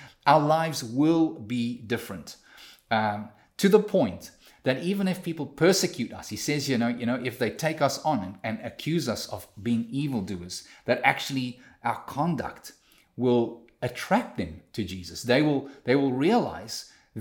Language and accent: English; South Africa; now in Canada; me as a South African living in Canada